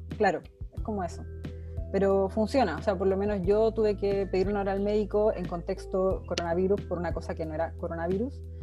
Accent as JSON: {"language": "Spanish", "town": "Santiago", "region": "Santiago Metropolitan Region", "country": "Chile", "moved": "as an adult", "lives_now": "Denmark", "said": "yo soy de Santiago"}